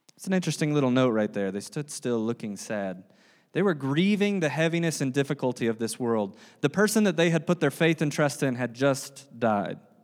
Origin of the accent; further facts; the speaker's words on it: the South, United States; I'm from the South